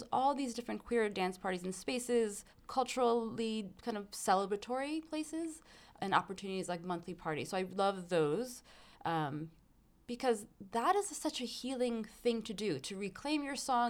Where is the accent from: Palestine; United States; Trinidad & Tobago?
United States; New York City, New York; I grew up in an Afghan community in Flushing in Queens